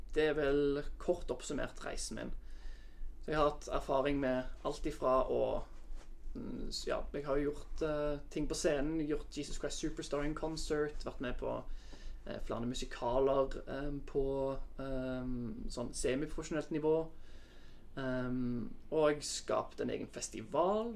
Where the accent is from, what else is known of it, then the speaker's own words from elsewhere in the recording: Sandnes, Rogaland, Norway; moved away as an adult; also born or lived in Oslo; jeg er fra Sandnes. Eh, vokste opp i en familie med to søsken